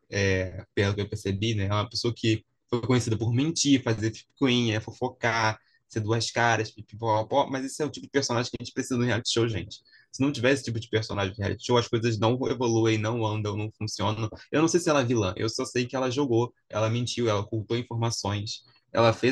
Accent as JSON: {"language": "Portuguese", "region": "Rio de Janeiro", "country": "Brazil", "said": "eu sou carioca assim"}